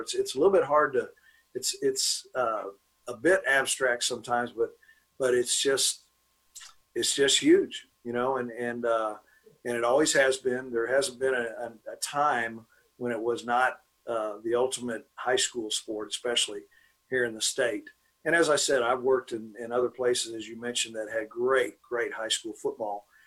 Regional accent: Dallas, Texas, United States; I was born and raised here. I'm from Dallas, went to Bishop Lynch High School.

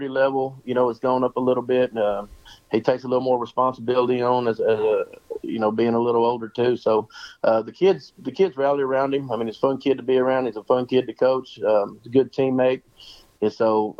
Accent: Banks, Texas, United States; also born or lived in Harker Heights, Texas / La Vernia, Texas; now in Coleman, United States; I grew up 20 miles east of here in Banks.

